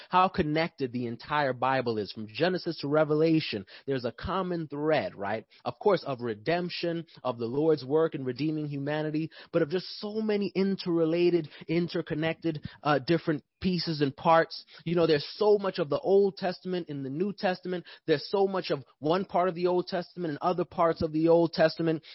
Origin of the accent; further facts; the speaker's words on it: New York, United States; now in Atlanta, United States; I'm from New York